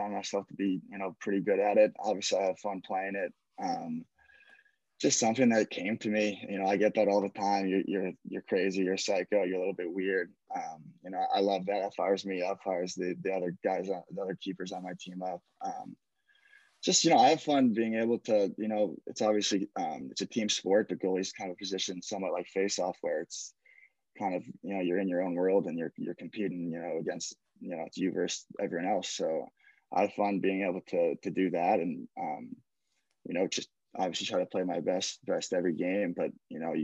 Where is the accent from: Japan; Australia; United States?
United States; Ridgewood, New Jersey; I'm from Ridgewood, New Jersey, born and raised